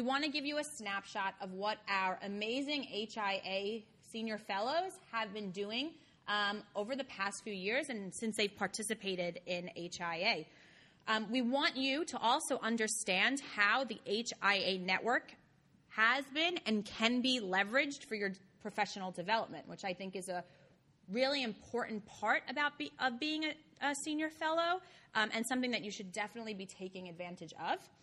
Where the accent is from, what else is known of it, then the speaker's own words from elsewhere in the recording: New York City, New York, United States; I am from Brooklyn.